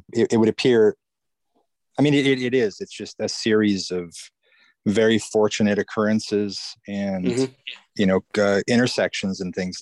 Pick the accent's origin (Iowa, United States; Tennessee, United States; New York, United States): Iowa, United States; I didn't grow up in LA. I grew up in Iowa